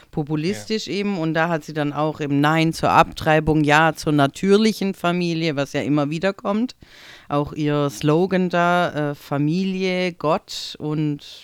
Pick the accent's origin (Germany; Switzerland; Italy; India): Italy; jetzt als äh, Italienerin, also jetzt bin ich alt genug irgendwie, dass ich da gut damit umgehen kann, aber es ist schon immer so wieder die Lachnummer zu sein für Deutschland.